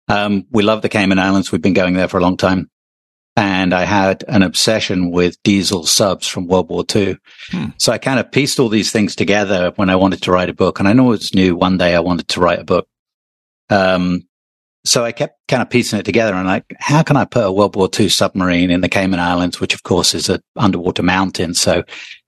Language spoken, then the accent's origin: English; England, United Kingdom; moved away; I'm originally from England